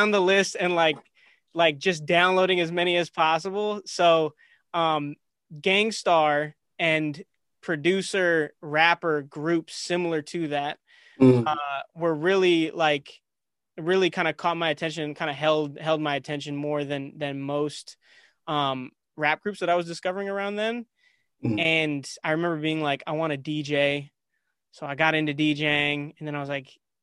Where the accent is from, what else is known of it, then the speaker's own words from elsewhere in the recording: Minneapolis, Minnesota, United States; now in Chicago, United States; I was born in Chicago, but mm-hmm. I grew up in Minnesota